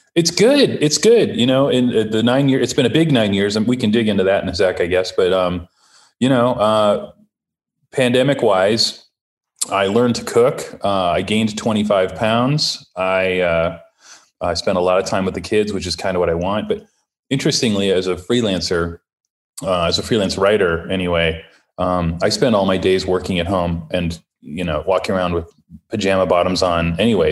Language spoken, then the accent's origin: English; Ohio, United States; now in Los Angeles, United States; I'm the youngest of six, and I grew up in Ohio